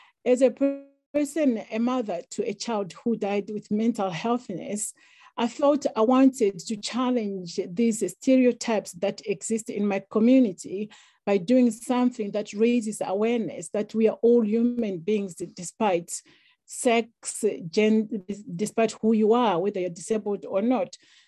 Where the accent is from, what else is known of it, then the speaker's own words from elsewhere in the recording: Zimbabwe; moved away; I grew up in Africa, I grew up in Zimbabwe, where equalities don't exist, especially for women. So as a girl who grew up in a village, in a rural area